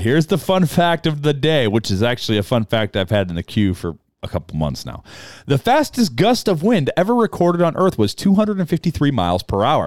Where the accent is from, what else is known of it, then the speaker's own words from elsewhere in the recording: United States; as an American